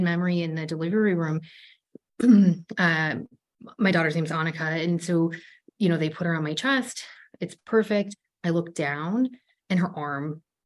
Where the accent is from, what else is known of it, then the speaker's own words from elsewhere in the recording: Ohio, United States; moved away as an adult; We're both from Ohio